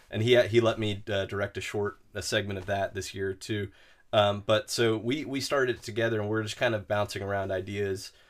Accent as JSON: {"language": "English", "town": "Huntsville", "region": "Alabama", "country": "United States", "tie": "born or raised there", "said": "growing up in Huntsville"}